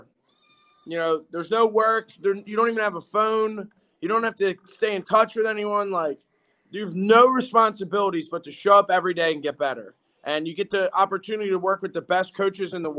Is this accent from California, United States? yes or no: no; Philadelphia, Pennsylvania, United States; we're all from Philly